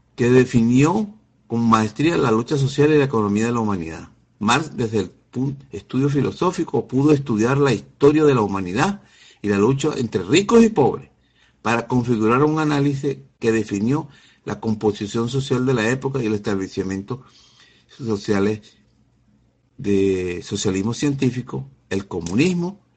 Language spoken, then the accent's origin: Spanish; Venezuela; como venezolano